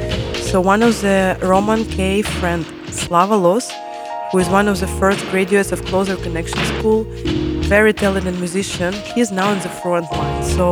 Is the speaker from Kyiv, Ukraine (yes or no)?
yes; Kyiv, Ukraine; I'm from Kyiv, Ukraine, the capital of brave people.